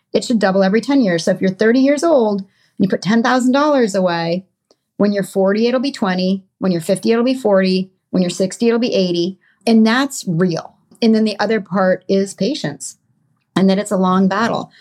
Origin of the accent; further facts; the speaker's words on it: Connecticut, United States; I grew up in Connecticut in a suburb of New York City